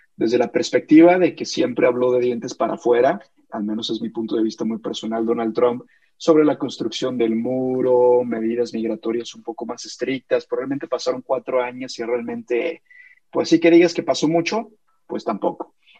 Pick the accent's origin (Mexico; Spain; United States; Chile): Mexico; como mexicano